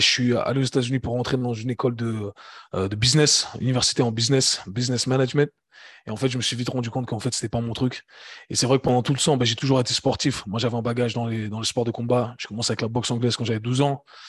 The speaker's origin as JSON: {"language": "French", "region": "Geneva", "country": "Switzerland", "tie": "born or raised there", "also_born_or_lived": "United States", "said": "j'ai grandi à Genève, j'ai grandi en Suisse."}